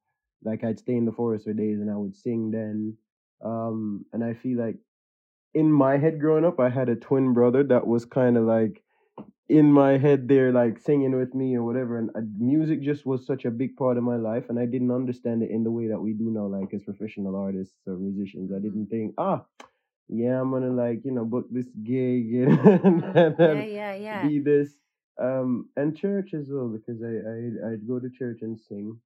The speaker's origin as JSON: {"language": "English", "country": "Jamaica", "tie": "born or raised there", "moved": "as an adult", "lives_now": "United Kingdom", "said": "I grew up in Jamaica, so like my mom, and we lived in like a small village."}